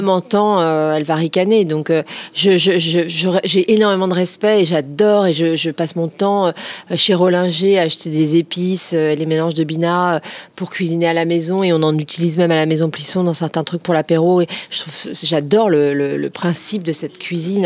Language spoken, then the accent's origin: French; Créteil, Île-de-France, France; j'ai grandi à Créteil